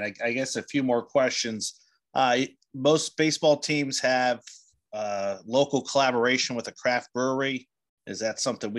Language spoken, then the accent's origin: English; New Jersey, United States; I grew up in New Jersey. So I just grew up south of Delaware.